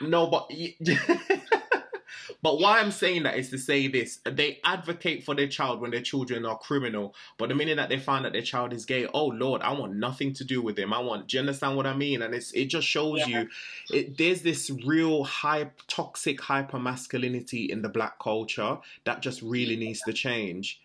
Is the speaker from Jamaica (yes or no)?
yes; Jamaica; I was born in Jamaica.